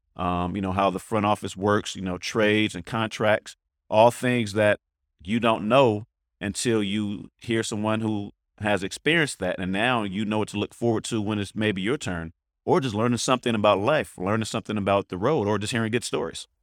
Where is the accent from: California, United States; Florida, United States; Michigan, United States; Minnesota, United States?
California, United States; the Bay Area; I'm from the Bay.